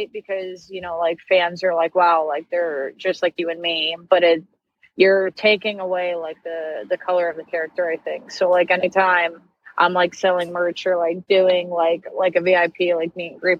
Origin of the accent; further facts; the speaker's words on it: New York, United States; moved away as an adult; now in Kentucky, United States; I grew up in New York, the closest like bigger city we had, Binghamton, New York